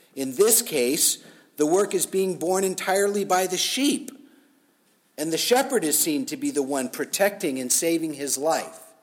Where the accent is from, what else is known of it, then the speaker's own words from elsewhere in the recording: United States; as Americans, as American Christians